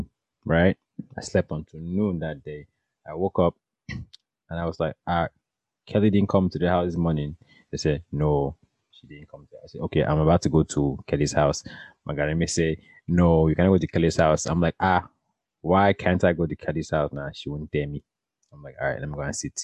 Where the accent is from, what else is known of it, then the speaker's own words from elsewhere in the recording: Cameroon; moved away; when I was growing up in Cameroon